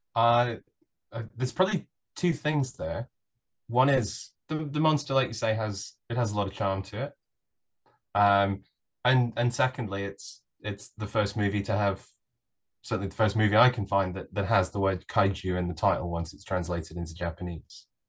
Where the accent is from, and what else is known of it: United Kingdom